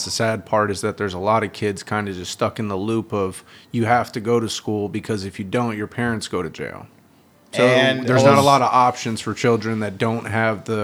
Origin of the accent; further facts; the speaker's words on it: South Florida, United States; moved away; the area that I grew up in South Florida